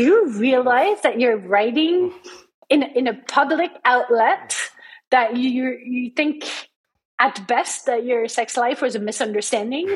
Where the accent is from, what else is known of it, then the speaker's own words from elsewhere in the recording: France; moved away as an adult; now in United States; I grew up in France. I did my studies in France, but then I went on to having jobs in the US